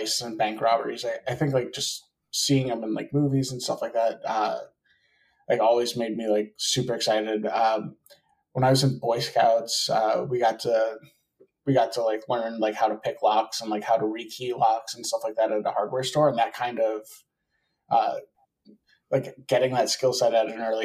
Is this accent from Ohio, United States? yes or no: no; Wisconsin, United States; moved away; I'm from Wisconsin originally